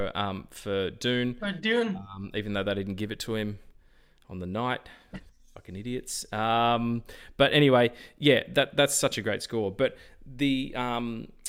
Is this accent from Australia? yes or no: yes; Australia; accent: Australian; I'm Australian